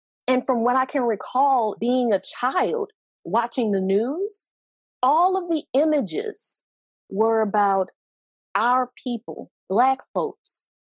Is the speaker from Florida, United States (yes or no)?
no; New Orleans, Louisiana, United States; growing up watching Oprah Winfrey and the Black newscasters in my hometown of New Orleans